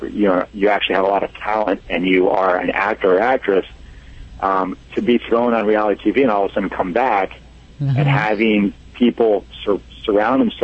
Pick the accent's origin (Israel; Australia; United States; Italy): Italy; I'm Italian